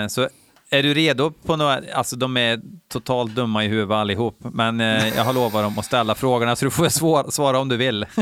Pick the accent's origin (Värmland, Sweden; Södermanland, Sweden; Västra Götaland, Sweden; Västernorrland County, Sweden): Värmland, Sweden; now in Falun, Sweden; jag är från Värmland, eh, från början, men jag bor ju uppe i Falun